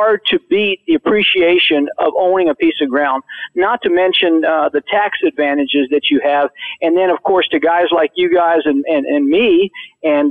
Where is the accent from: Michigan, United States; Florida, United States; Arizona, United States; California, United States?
Florida, United States; I grew up in the South, in Florida